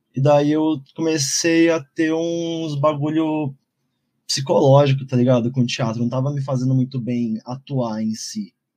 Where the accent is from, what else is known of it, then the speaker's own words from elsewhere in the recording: São Paulo, Brazil; nasci e cresci aqui no Campo Limpo, zona sul de São Paulo